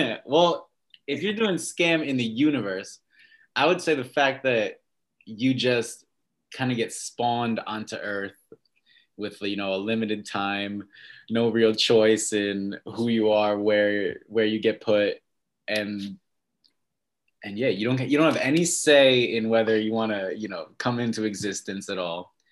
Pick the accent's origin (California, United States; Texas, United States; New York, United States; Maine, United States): New York, United States; upstate; also born or lived in Westchester, New York; now in New York City, United States; I'm from New York. Mm-hmm. Um, born in, well, not really, from upstate New York. Lived in Westchester a little bit and then in rural upstate New York